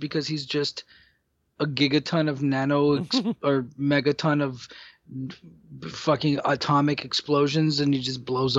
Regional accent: United States; born there; I'd rather be here than the country of my blood origin, even though I'm... was born here, but I'd rather live here than Dominican Republic

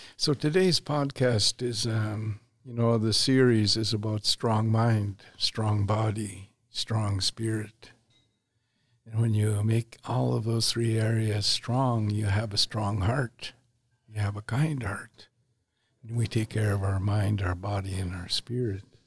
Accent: Canada; have the same nation, same nationality. We're Canadian.

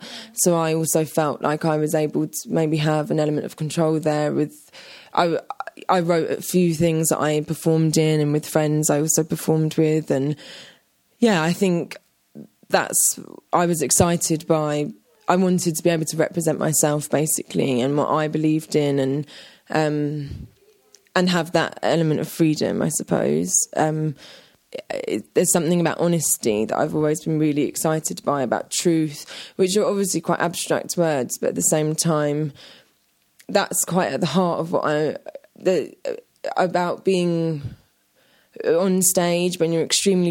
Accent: London, United Kingdom; a young teenager growing up in London

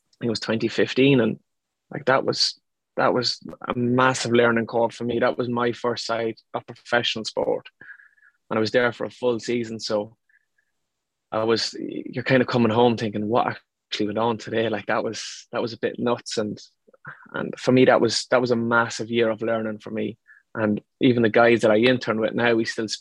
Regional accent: Ireland; moved away as an adult; also born or lived in London; now in Liverpool, United Kingdom; it's kind of an indigenous sport in Ireland. It's kind of what I was brought up playing as well

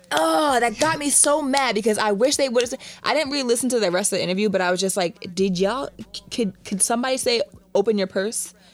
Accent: Jamaica; I'm Caribbean, I'm Jamaican.

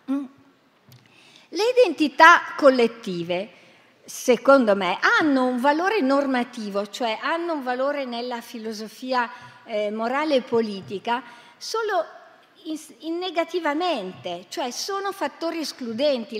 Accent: Bergamo, Lombardy, Italy; Vengo da Bergamo

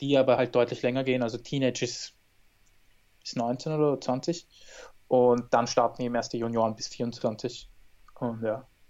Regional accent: Austria; in Österreich, meiner Heimat

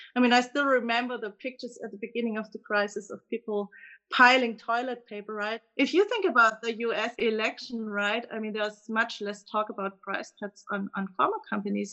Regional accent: Germany; accent: German; English is a second language; you can clearly tell from my accent that I'm coming from Germany

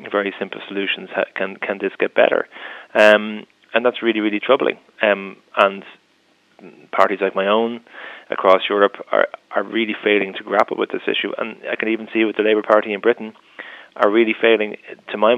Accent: Ireland; we're in every English-speaking world and every country in the world as Irish people, that we know the immigrant experience intimately

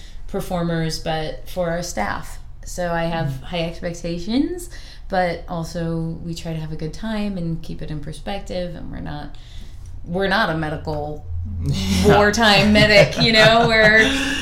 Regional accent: East Coast, United States; also born or lived in Chicago, Illinois; now in Portland, United States; I'm from the East Coast and from Chicago

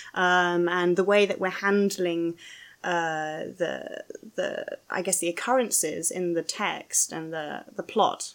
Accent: London, United Kingdom; I'm a Londoner

